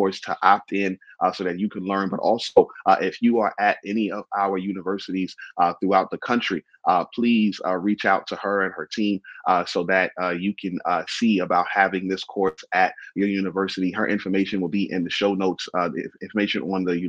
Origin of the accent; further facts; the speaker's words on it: New York City, New York, United States; moved away as an adult; also born or lived in Baltimore, Maryland; now in Florida, United States; I was born in Brooklyn and then did work in Baltimore, both of those urban. And then God moved me to Florida